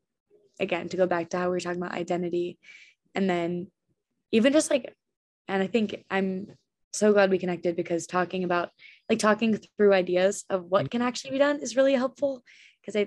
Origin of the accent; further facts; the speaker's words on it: Ridgewood, New Jersey, United States; I grew up in Ridgewood, which is like a huge lacrosse town.